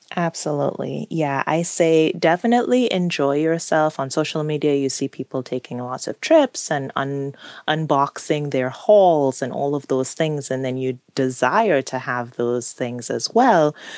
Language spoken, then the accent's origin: English; Trinidad & Tobago; now in United States; I grew up on an island. I grew up in Trinidad and Tobago